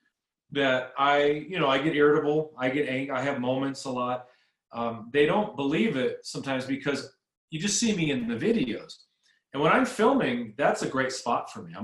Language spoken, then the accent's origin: English; Southern California, United States; I grew up in Southern California